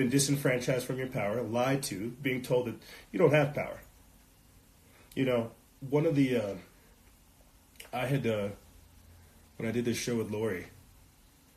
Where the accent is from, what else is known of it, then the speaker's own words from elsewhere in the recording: South Carolina, United States; now in New Mexico, United States; I'm out here in New Mexico and I come from South Carolina